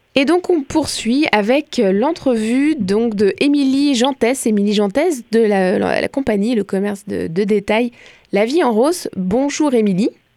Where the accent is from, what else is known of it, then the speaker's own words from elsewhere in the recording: France; accent: French; now in Quebec, Canada; j'assume mon accent français